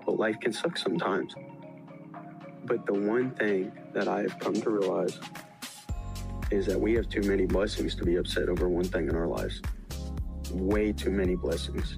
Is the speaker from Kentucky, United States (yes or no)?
yes; Bowling Green, Kentucky, United States; I'm from Bowling Green, Kentucky